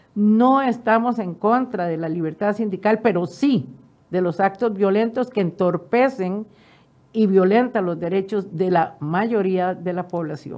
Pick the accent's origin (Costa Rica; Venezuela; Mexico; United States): Costa Rica; como ciudadana costarricense